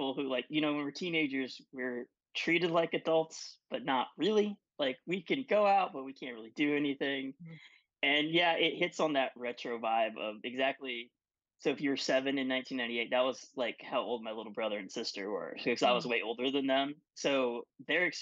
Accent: West Texas, United States; where I grew up in West Texas

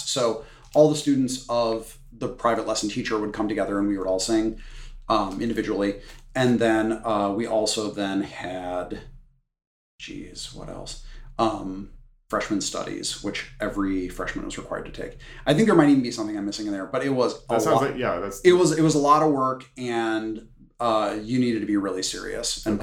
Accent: Wisconsin, United States; I grew up in Wisconsin

